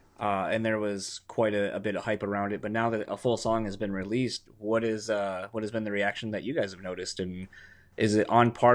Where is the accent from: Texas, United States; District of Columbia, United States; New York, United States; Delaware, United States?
Delaware, United States; now in Michigan, United States; I'm from Delaware originally